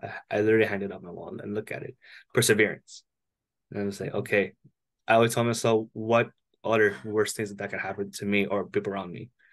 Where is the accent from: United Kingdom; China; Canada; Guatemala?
Canada; Toronto, Ontario; I'm hailing from Toronto, Canada, up at the north border